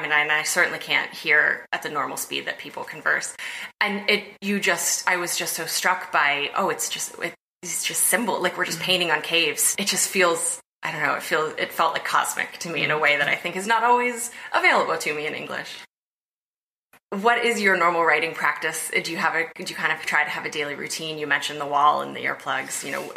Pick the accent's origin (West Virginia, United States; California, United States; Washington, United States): West Virginia, United States; now in New York, United States; I moved to New York and made friends not from West Virginia